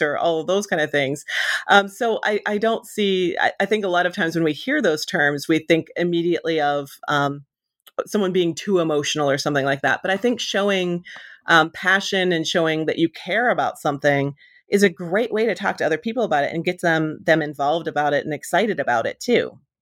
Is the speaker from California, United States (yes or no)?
no; Western Pennsylvania, United States; moved away; I grew up in Western Pennsylvania